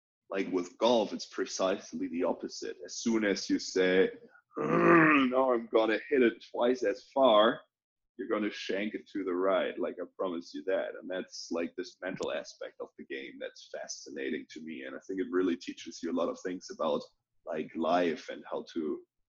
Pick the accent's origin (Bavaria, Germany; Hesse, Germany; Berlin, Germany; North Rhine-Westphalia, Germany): North Rhine-Westphalia, Germany; I mean, I grew up in a small town, right? And it was interesting.